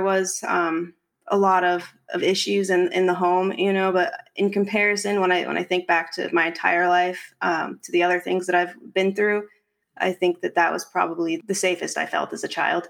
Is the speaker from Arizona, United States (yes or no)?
yes; Arizona, United States; now in California, United States; I'm from Arizona and I moved to California about 7 years ago